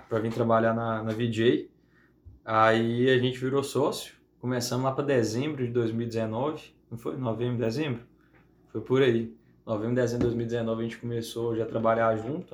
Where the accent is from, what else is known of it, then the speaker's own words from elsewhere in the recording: Ponte Nova, Minas Gerais, Brazil; also born or lived in Belo Horizonte / Viçosa; eu sou de Ponte Nova, aqui uhum. do lado. Nasci, cresci lá